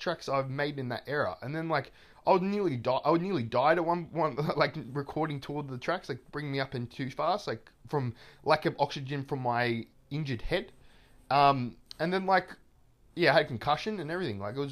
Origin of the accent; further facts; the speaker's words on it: Melbourne, Victoria, Australia; I'm from Melbourne. I am like, you know, lived my whole life in Melbourne, basically.